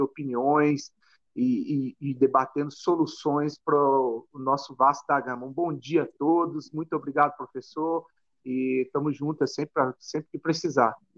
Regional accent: Brasília, Federal District, Brazil; Sou de Brasília

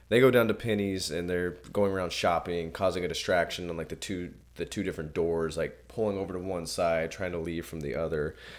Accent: Indiana, United States; I'm from Indiana

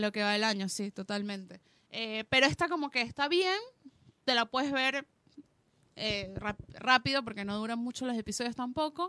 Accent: Venezuela; moved away; nací en Venezuela

